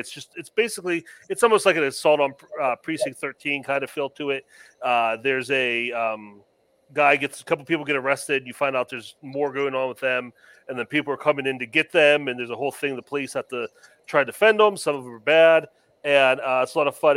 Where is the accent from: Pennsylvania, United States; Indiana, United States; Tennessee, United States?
Pennsylvania, United States; growing up in Pennsylvania